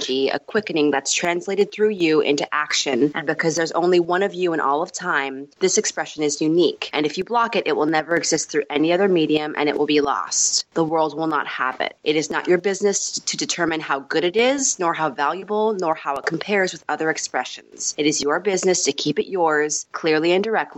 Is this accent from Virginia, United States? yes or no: no; Los Angeles, California, United States; also born or lived in New York; just recently moved back a couple years ago to LA, where I was raised